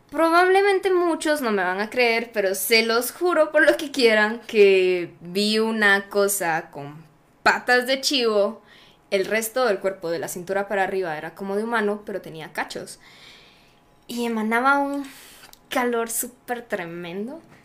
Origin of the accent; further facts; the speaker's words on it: Zacapa, Guatemala; Yo soy de Zacapa y yo vivía en Zacapa en ese momento